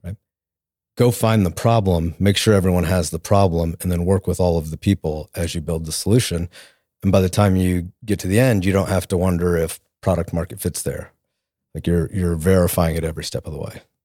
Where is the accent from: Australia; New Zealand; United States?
United States; Tulsa, Oklahoma; also born or lived in New Orleans / Washington, D.C.; I'm from Tulsa. I grew up here